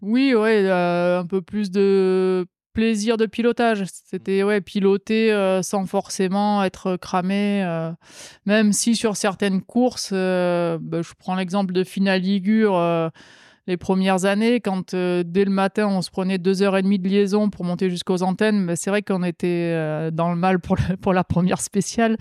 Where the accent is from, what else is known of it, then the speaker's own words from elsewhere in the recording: the South, southern France, France; En tant que sudiste